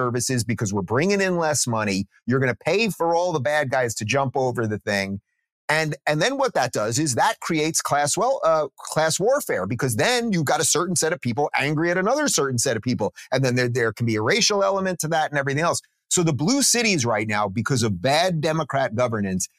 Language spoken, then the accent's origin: English; New York City, New York, United States; I grew up in New York City.